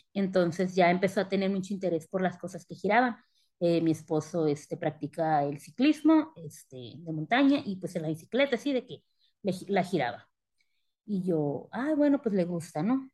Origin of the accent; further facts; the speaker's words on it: Sonora, Mexico; moved away as an adult; also born or lived in Sinaloa; now in Querétaro, Mexico; soy originaria eh, de Sinaloa, criada en Sonora